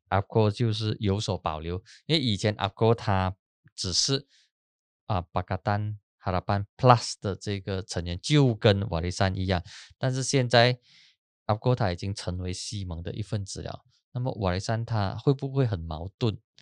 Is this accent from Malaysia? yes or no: yes; Peninsular Malaysia, Malaysia; 我们西马人